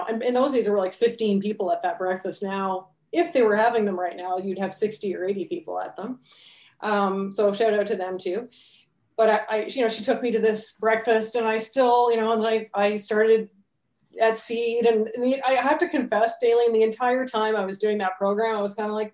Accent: Amherst, Nova Scotia, Canada; I'm from Amherst. So Amherst, Nova Scotia, little town. I don't know what the population is now, but it would be less than 9,000 people, I would think. So I grew up there

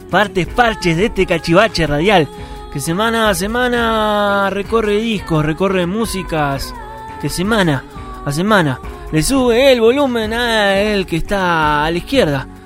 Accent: Uruguay; moved away; también desde Montevideo, un montón de música de mi tierra.

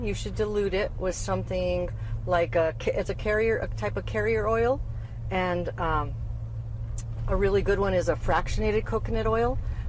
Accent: Santa Fe, New Mexico, United States; moved away as an adult; now in Farmington, United States; I loved growing up in Santa Fe.

